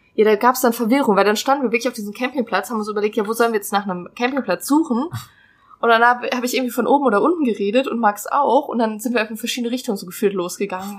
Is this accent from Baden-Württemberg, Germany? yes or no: no; North Rhine-Westphalia, Germany; also born or lived in Hesse; now in Trier, Germany; ich komme ursprünglich aus NRW